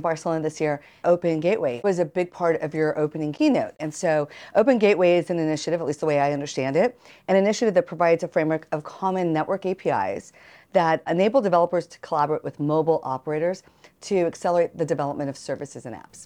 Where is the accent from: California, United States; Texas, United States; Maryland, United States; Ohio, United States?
Texas, United States; Austin; my hometown of Austin, Texas